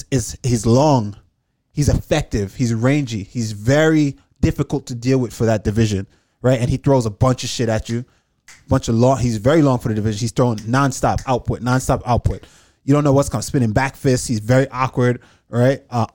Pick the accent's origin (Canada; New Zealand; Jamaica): Jamaica; moved away; also born or lived in New York; I'm Jamaican. Like I was raised in you Jamaica, lived there, yeah. Right? Lived there for majority of my life.